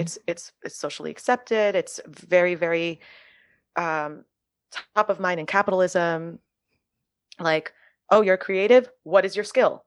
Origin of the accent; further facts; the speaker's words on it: Miami, Florida, United States; first language French; English is a second language; now in New York, United States; growing up in Miami